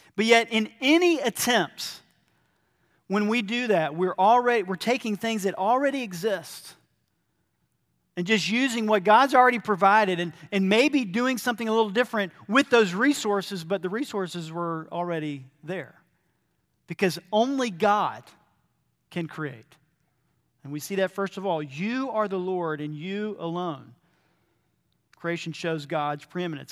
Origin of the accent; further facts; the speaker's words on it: Georgia, United States; moved away as an adult; also born or lived in Brazil; growing up in Georgia and then coming back to Georgia